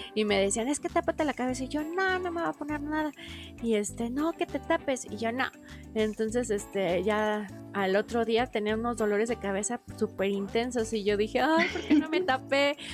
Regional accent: Mexico; como mexicano

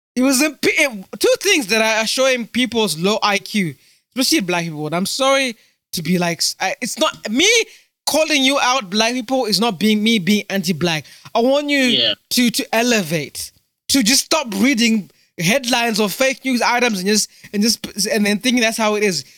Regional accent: United Kingdom; also born or lived in Zimbabwe; am British Zimbabwean, British uh, British African Zimbabwean

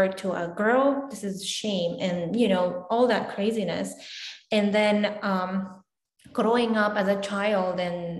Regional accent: Afghanistan; moved away as an adult; now in United States; I am from Afghanistan, and I became the first female fixed-wing pilot in my country.

